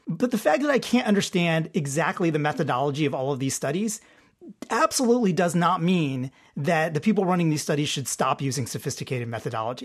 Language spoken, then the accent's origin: English; Detroit, Michigan, United States; Detroit Tigers, my, my hometown team